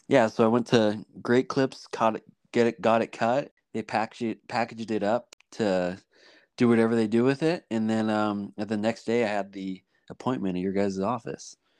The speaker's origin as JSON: {"language": "English", "region": "Washington", "country": "United States", "tie": "born or raised there", "also_born_or_lived": "Montana", "moved": "yes", "said": "I used to live in Washington"}